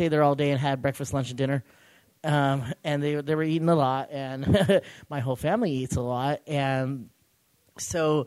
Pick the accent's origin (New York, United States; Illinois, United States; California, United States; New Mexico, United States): California, United States; Clovis; I hail from Clovis, California.